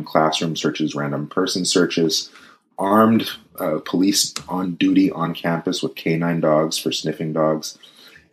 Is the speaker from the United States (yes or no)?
yes; Richmond, California, United States; I grew up in the East Bay of California.